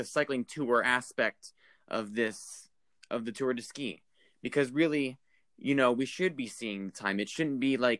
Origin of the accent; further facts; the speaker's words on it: United States; as an American fan